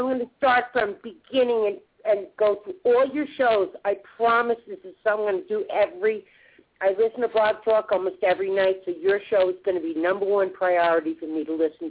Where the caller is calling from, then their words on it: Denver, Colorado, United States; I'm in Denver, Colorado.